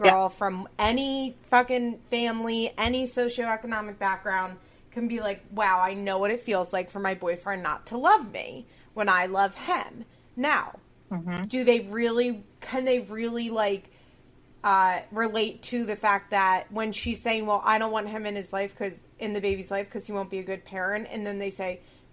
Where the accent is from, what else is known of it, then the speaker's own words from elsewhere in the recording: Chester County, Pennsylvania, United States; We're both from Chester County, Pennsylvania